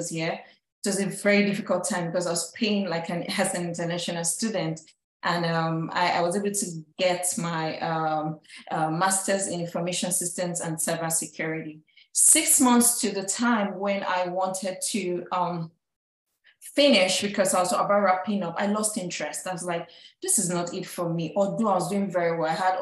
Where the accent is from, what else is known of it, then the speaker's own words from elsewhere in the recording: Nigeria; moved away as an adult; now in United States; I'm an immigrant from Nigeria